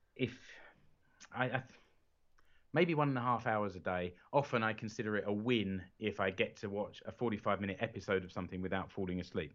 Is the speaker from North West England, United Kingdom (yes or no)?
no; London, United Kingdom; now in Seinäjoki, Finland; I'm a Brit, I'm from London originally. I'm now living in Finland